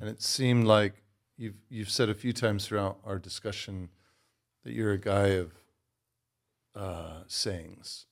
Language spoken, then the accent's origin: English; Los Angeles, California, United States; also born or lived in England; now in Michigan, United States; I'm actually from L